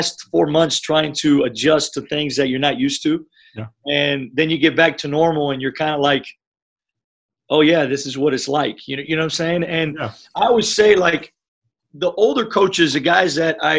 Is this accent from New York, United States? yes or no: no; Miami, Florida, United States; first language Spanish; English is a second language; moved away; I was able to grow up in Miami, Florida